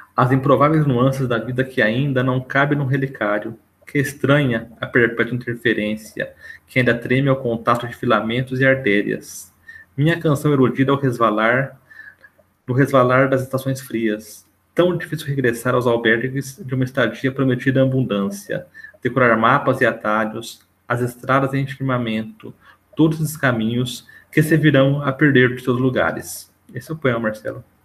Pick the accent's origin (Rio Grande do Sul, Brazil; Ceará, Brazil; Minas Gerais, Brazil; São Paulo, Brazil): São Paulo, Brazil; accent: paulistanês; ao meu paulistanês